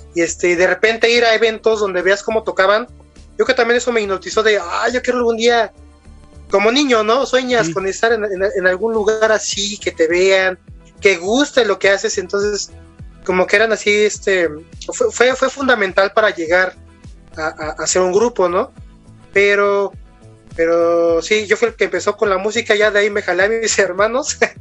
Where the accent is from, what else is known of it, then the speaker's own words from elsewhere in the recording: Mexico; Soy de México